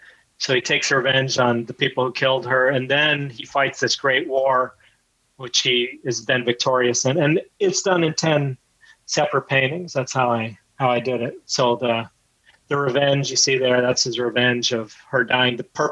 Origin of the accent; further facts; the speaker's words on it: India; then, well, I'm Indian.